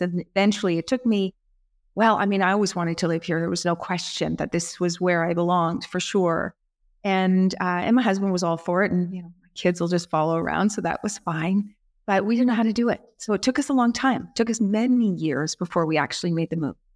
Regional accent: Canada; moved away as an adult; also born or lived in England; now in Florence, Italy; I'm from Canada

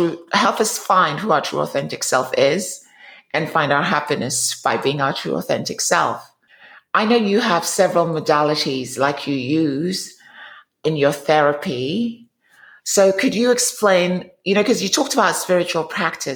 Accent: England, United Kingdom; now in United States; I'm from England, and my parents, at least one of my parents, is from Africa.

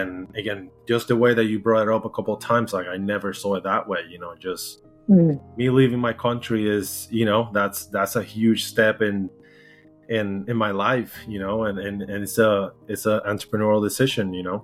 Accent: Puerto Rico; English is a second language; moved away as an adult; now in United States; I'm from Puerto Rico, originally born and raised.

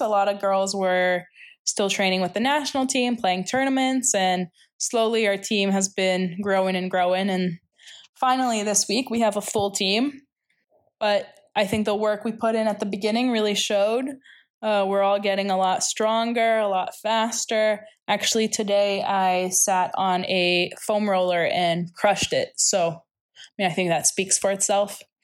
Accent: Toronto, Ontario, Canada; moved away as an adult; also born or lived in Chicago, United States; now in Nicosia, Cyprus; from Toronto, Ontario

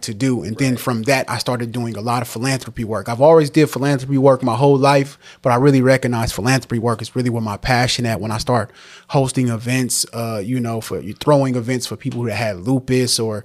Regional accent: San Francisco, California, United States; also born or lived in Antioch, California; I'm from San Francisco, California, born and raised by way of Antioch, California

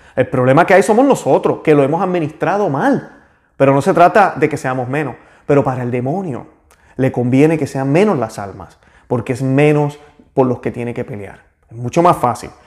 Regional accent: Puerto Rico; yo que soy de Puerto Rico

